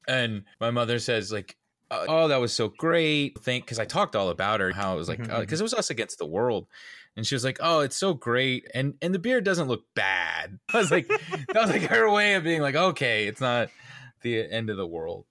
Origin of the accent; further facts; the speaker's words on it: Atlanta, Georgia, United States; I was born and raised in Atlanta